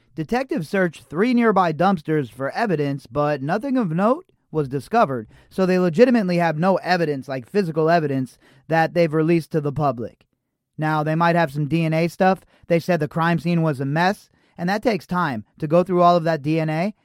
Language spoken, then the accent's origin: English; Las Vegas, Nevada, United States; I'm in Las Vegas. I grew up in Las Vegas